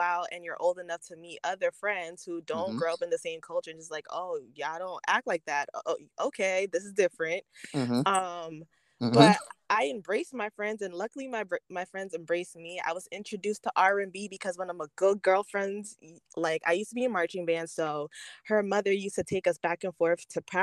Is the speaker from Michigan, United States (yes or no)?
no; Rockland County, New York, United States; I was born and raised in Rockland County